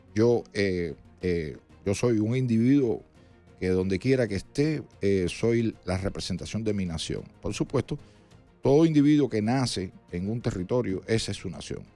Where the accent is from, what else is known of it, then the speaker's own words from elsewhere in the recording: Cuba; now in United States; yo me siento cubano y americano al mismo tiempo